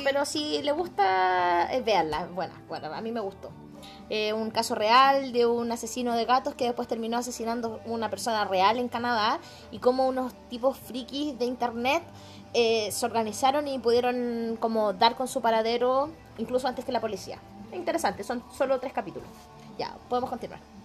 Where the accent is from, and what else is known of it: Chile